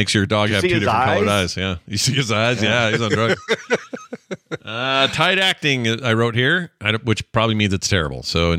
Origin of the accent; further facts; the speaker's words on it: Texas, United States; Growing up in South Texas